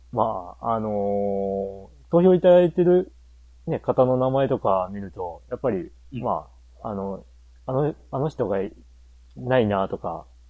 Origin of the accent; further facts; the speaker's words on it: Japan; 日本に、で生まれ育ってる